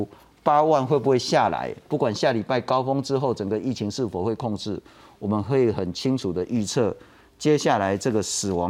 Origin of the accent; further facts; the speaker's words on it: Taiwan; 这两个礼拜。我们台湾人七十岁以上的长者，